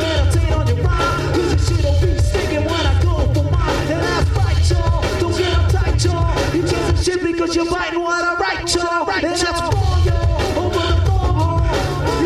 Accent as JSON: {"language": "English", "town": "Sterling Heights", "region": "Michigan", "country": "United States", "tie": "born or raised there", "said": "I grew up in Sterling Heights"}